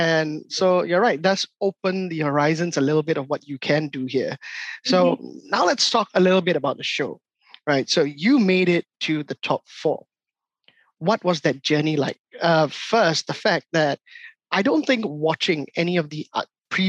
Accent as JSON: {"language": "English", "country": "Singapore", "tie": "born or raised there", "said": "I'm born and raised in Singapore"}